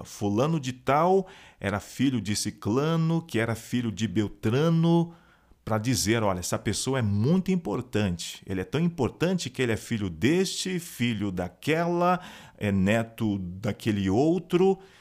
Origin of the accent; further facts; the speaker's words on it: Brazil; eu sou um afro-brasileiro